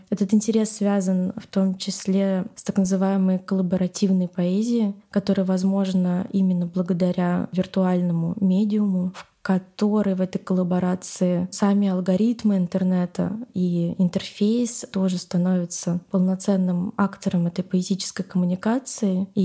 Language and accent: Russian; Moscow, Russia; Я на самом деле выросла в этом городе. Я выросла на Новокузнецкой улице, то есть в центре, и очень сильно любила этот район